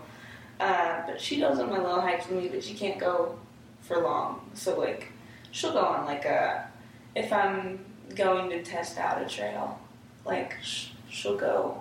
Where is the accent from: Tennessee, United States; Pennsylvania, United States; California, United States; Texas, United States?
Tennessee, United States; now in Las Vegas, United States; I was born and raised in Tennessee